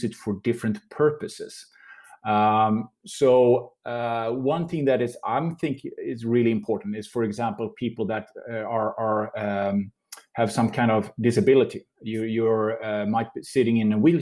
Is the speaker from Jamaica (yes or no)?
no; Sweden; I'm from Sweden